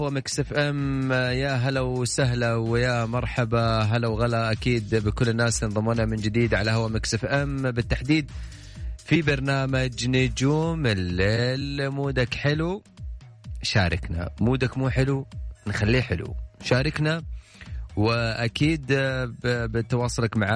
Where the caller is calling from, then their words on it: Al-Ahsa, Eastern Province, Saudi Arabia; من الاحساء